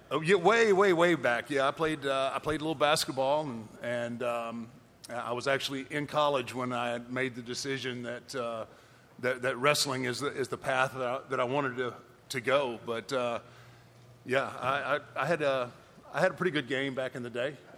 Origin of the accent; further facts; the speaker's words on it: Houston, Texas, United States; in my hometown, in my home state